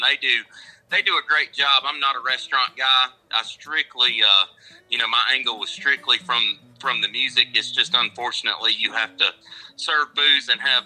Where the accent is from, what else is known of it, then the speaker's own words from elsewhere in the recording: Woodruff, South Carolina, United States; I'm from the Upstate, born and raised in Woodruff, where Tap 3 is located